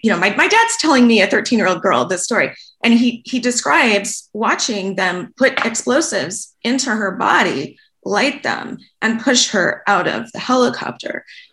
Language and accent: English; Los Angeles, California, United States; now in Vancouver, Canada; A woman who's a parent at my son's school in Los Angeles, I'm in Vancouver now, but we're from Los Angeles.